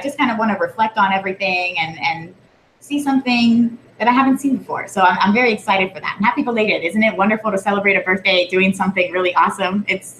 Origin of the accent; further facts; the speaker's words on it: Puerto Rico; born there; I was born in Puerto Rico. I've visited many times, and I've never been to Vieques